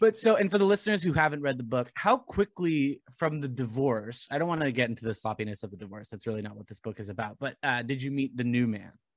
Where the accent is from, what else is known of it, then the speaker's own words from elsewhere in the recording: Southern Orange County, California, United States; I grew up in Southern Orange County